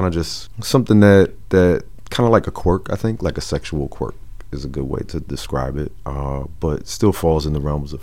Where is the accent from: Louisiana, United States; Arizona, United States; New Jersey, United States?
New Jersey, United States; also born or lived in Manhattan, New York / Teaneck, New Jersey / Camden, New Jersey; I was born in Manhattan, but I was raised in Jersey my whole life